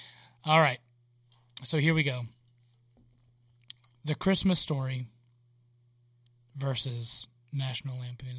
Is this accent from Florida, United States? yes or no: yes; Jacksonville, Florida, United States; now in Concord, United States; Hey, I'm from Jacksonville.